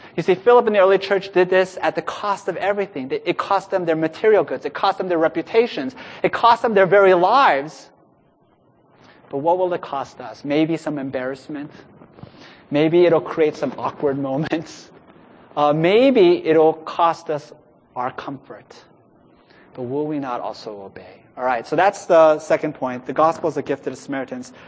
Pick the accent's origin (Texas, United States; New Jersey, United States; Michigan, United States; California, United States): California, United States; Los Angeles; Los Angeles, my hometown, is a city incredibly diverse